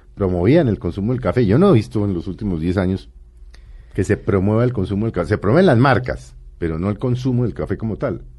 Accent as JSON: {"language": "Spanish", "country": "Colombia", "said": "uno como colombiano"}